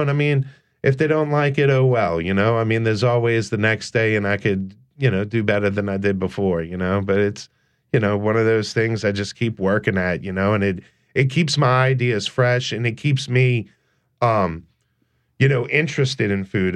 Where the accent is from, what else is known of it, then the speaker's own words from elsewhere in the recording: New Orleans, Louisiana, United States; I grew up in New Orleans